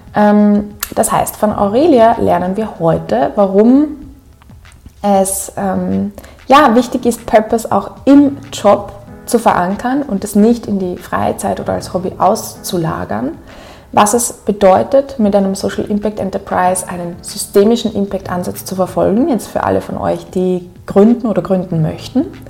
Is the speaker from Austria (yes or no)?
yes; Upper Austria, Austria; accent: Upper Austrian; ich ziemlich in meinen oberösterreichischen Akzent gefallen bin, dort